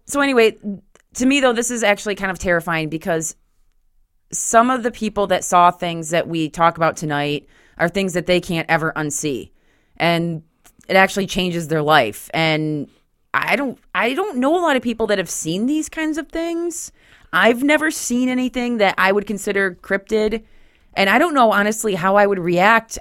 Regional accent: Grand Haven, Michigan, United States; from Grand Haven, um, on the Michigan side of things

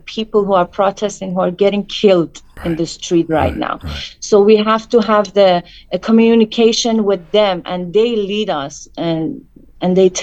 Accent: Iran; moved away as an adult; I grew up in Iran.

